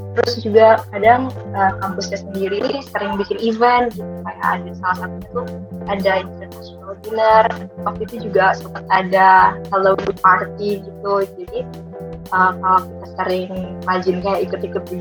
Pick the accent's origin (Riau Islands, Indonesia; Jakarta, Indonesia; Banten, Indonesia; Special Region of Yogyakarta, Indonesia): Riau Islands, Indonesia; Batam; now in Surabaya, Indonesia; aku asalnya dari Batam cuma sekarang lagi di Surabaya karena kerjain